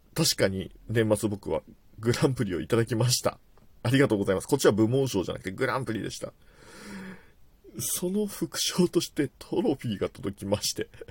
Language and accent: Japanese; Tokyo, Japan; 僕自体は東京在住というか東京生まれ東京育ちなんですけれども